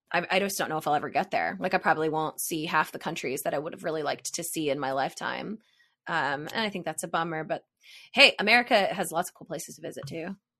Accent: Hilliard, Ohio, United States; moved away as an adult; I was raised in, like, Hilliard, Ohio

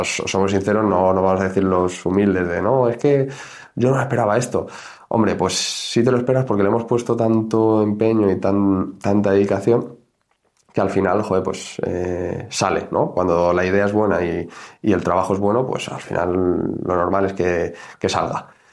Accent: Community of Madrid, Spain; nosotros somos de Madrid

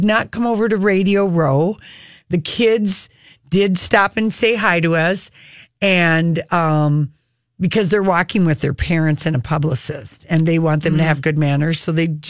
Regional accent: Minnesota, United States; we're from Minnesota

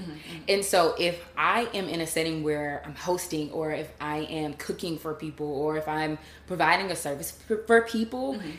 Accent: Pensacola, Florida, United States; moved away as an adult; now in Washington, D.C., United States; I grew up in Pensacola, Florida. Okay. And I moved up to Washington, D.C. after college, going to University of Florida, and I got my doctorate degree in physical therapy at Howard University.

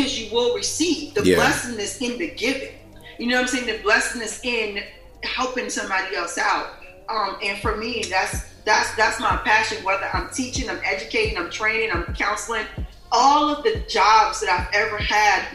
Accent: New Jersey, United States; I grew up in New Jersey

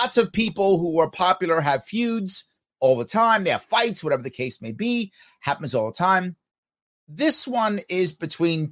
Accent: New York, United States; When I grew up in the North, I grew up in New York

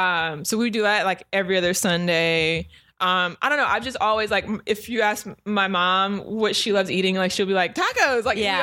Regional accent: Long Beach, California, United States; also born or lived in New York; now in Los Angeles, United States; I grew up in Long Beach, and it's just tons of Mexicans.

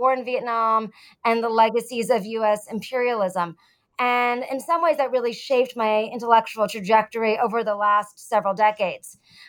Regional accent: Massachusetts, United States; moved away; I'd never left my hometown really in Massachusetts before going to Vietnam. I was 19 years old.

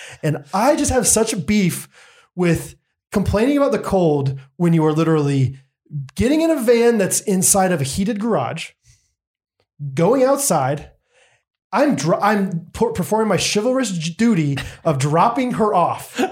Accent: Montana, United States; now in Kansas City, United States; I'm from Montana.

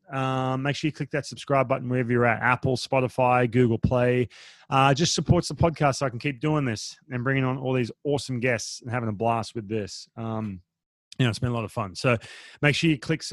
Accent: Australia; now in United States; I'm Australian

